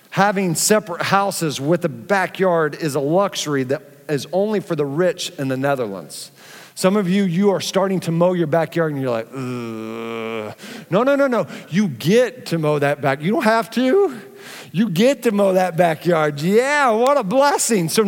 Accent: Philippines; born there; Um, I was born in the Philippines, not having to fill buckets with water and boiling some over a stovetop was such a big surprise for me.

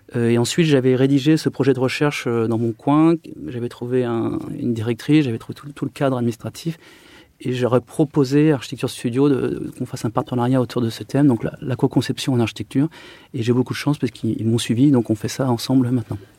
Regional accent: Chartres, Centre-Val de Loire, France; moved away as an adult; also born or lived in Paris; je suis né à Chartres en 83. J'ai été bercé par la cathédrale de Chartres.

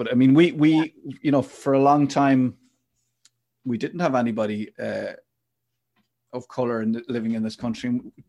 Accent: Ireland; us as Irish people, modern Irish people

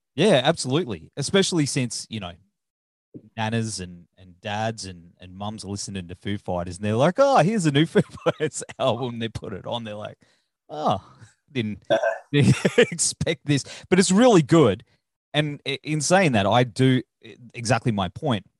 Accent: Australia; I'm Australian

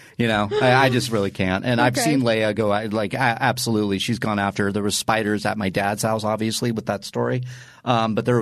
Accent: Tustin, California, United States; The neighborhood I grew up in Tustin

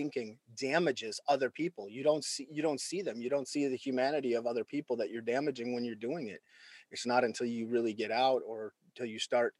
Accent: rural Minnesota, United States; I grew up in rural Minnesota in the United States.

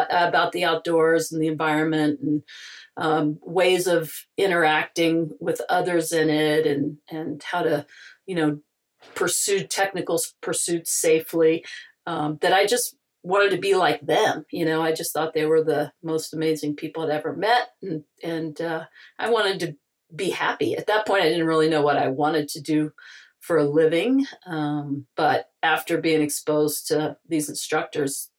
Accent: Allegheny Mountains of West Virginia, United States; moved away; I grew up in the Allegheny Mountains of West Virginia in beautiful Monongahela National Forest

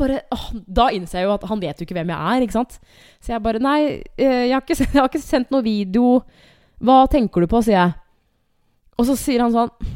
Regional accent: Hamar, Innlandet, Norway; now in Asker, Norway; Jeg er fra Hamar

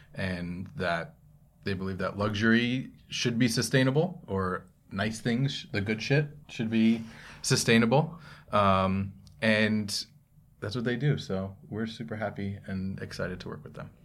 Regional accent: Monroe, New Jersey, United States; moved away; also born or lived in Morristown, New Jersey / Bayonne, New Jersey; my parents moved down to Monroe.

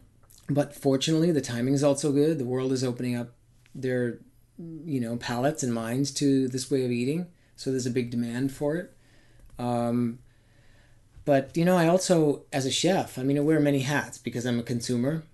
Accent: Maine, United States; I grew up in Maine, so we had real seasons.

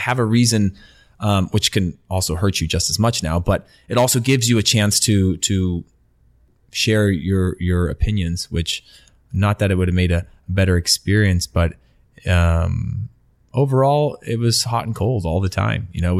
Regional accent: Denmark; English is a second language; I'm coming from Denmark, where it's like, yeah, we actually trained quite a bit in Denmark.

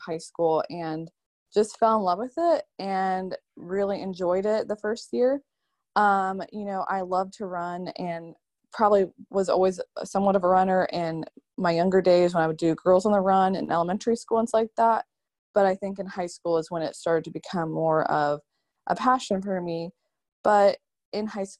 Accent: Charlotte, North Carolina, United States; I am from Charlotte, North Carolina

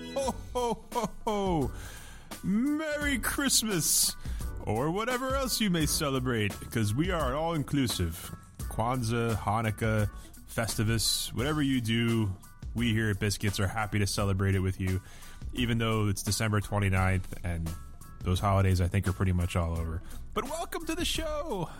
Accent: United States; being an American

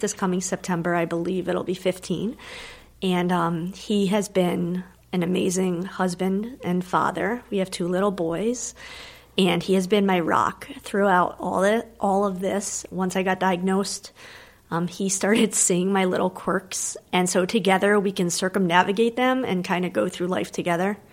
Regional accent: New Jersey, United States; I was born in New Jersey

